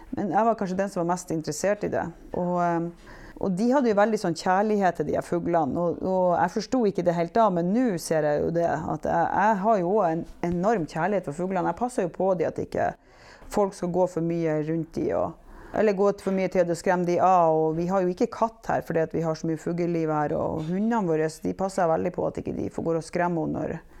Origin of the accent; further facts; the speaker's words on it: Givær, Nordland, Norway; Og så er jeg født og oppvokst her på Givær, men jeg bodde borte i ti år fra jeg var 16 år til jeg var 26 år.